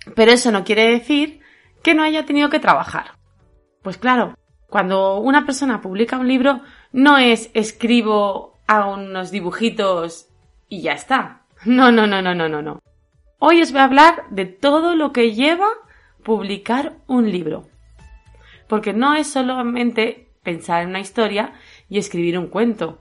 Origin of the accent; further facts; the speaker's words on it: Castilla-La Mancha, Spain; yo soy manchega